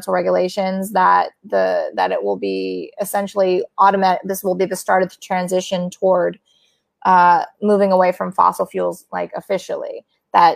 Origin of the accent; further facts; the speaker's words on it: Midwest, United States; moved away; I'm from the Midwest and they live there